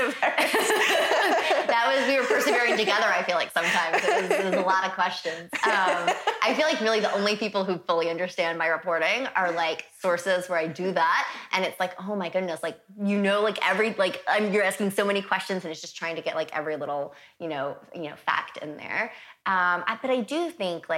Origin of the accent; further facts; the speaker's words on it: the South, United States; I'm from the South